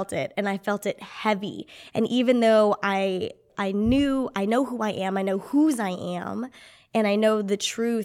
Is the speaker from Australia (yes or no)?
no; Clovis, United States; moved away; spent some time with my family in Clovis, back in my hometown